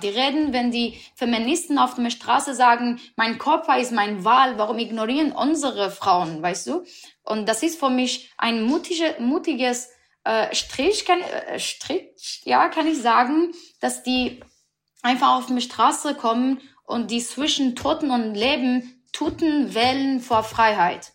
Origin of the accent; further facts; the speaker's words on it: Iran; German is a second language; moved away as an adult; now in Berlin, Germany; weil ich habe mein Land gelassen. Nach sechs Jahren, ich bin in Depression, weil ich kann nicht mein Land sehen.